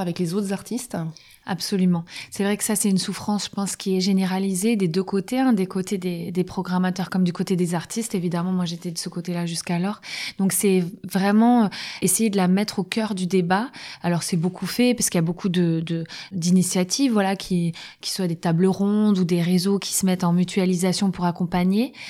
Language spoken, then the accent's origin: French; France